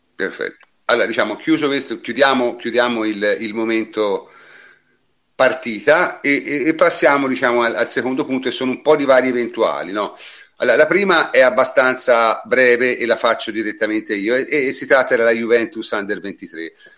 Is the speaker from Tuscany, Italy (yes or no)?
yes; Siena, Tuscany, Italy; sono di Siena quindi la conosco bene